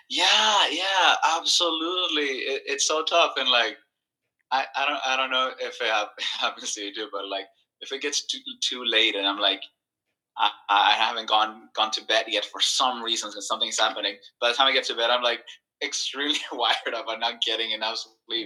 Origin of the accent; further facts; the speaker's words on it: El Salvador; I grew up in El Salvador, and uh, I went to the same school from uh, uh grade one to uh, grade 12th